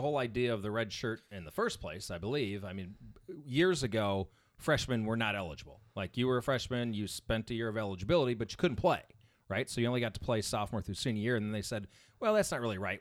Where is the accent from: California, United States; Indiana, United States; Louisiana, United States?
Indiana, United States; I grew up in a town, like, subdivision, normal subdivision, but it was surrounded by cornfields, okay? This is in Indiana